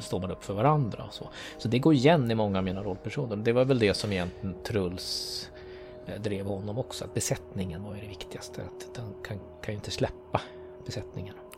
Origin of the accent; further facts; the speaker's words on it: Sweden; Jag är ju född och uppväxt i Sverige